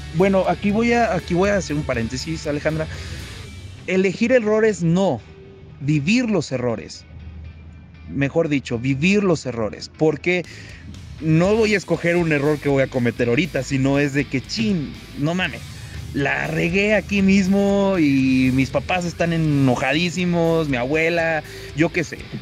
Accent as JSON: {"language": "Spanish", "town": "Saltillo", "region": "Coahuila", "country": "Mexico", "moved": "as an adult", "lives_now": "Monterrey, Mexico", "said": "yo estudio dirección administración de empresas en Monterrey, soy de Saltillo"}